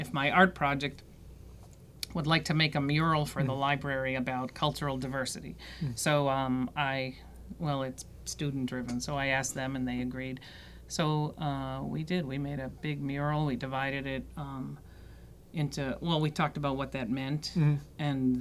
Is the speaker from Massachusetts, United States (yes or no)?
yes; Canton, Massachusetts, United States; moved away; also born or lived in Washington, D.C.; I grew up in Canton